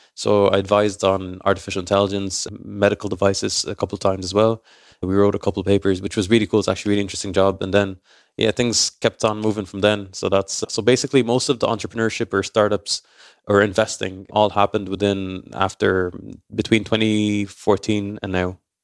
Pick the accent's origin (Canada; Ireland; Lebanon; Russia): Ireland; I'm raised in Ireland